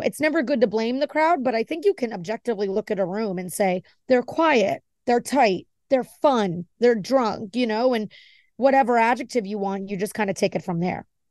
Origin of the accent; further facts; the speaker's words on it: Miami, Florida, United States; also born or lived in New Jersey / New York; I was born in New Jersey, and I have a lot of family up there, but I was raised in Miami